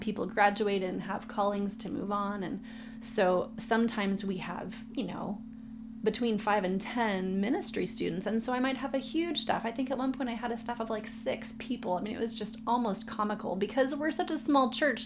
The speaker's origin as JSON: {"language": "English", "town": "San Diego", "region": "California", "country": "United States", "tie": "born or raised there", "said": "I was born and raised in San Diego."}